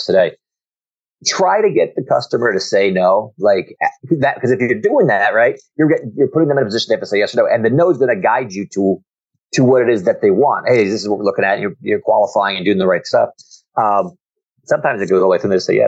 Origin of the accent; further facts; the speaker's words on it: New Jersey, United States; now in Virginia, United States; I'm from New Jersey, but I'm now in Virginia.